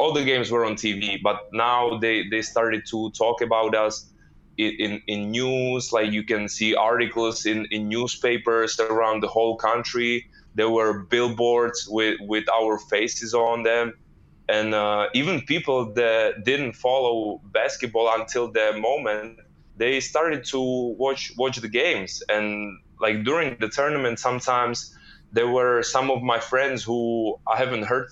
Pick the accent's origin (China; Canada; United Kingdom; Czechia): Czechia; moved away as an adult; we were flying back to Czech to Prague, and then the next day I was taking the train to my hometown